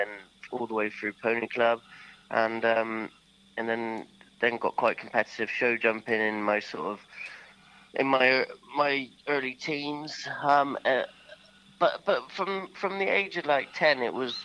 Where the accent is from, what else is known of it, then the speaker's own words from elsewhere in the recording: Sherborne, South West England, United Kingdom; also born or lived in Milborne Port; We were living at Melbourne Port at the time, but I was born in Sherborne